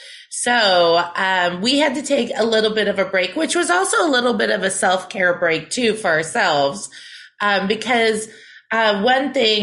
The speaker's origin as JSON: {"language": "English", "region": "central Wisconsin", "country": "United States", "said": "From the north, I'm central Wisconsin, so I'm pretty far up there, pretty close to the Canadian border. … single mom."}